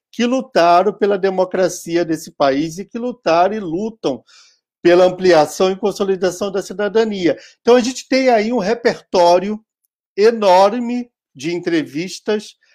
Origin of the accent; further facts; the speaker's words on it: Rio Grande do Sul, Brazil; deveria estar entre aqueles e aquelas que nós, como gaúchos, que gostamos de criar mitos, lutadores pela, pela democracia, guerreiros e etc, etc